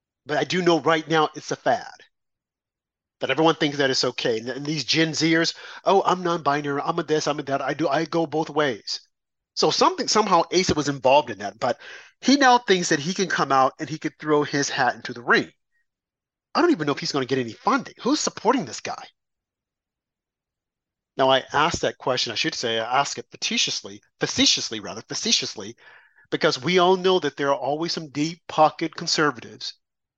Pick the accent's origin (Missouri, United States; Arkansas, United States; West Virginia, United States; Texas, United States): Arkansas, United States; I'm from Arkansas.